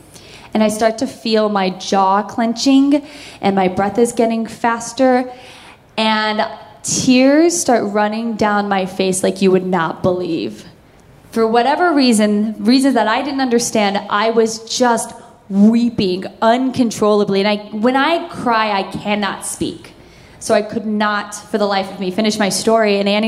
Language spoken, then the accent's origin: English; Oklahoma, United States; I grew up in a very small town in Oklahoma, and my brother and I were just one of a handful of Asian faces.